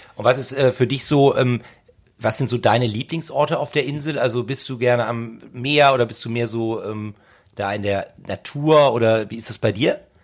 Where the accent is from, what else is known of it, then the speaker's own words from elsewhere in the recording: Hamburg, Germany; bei uns in Hamburg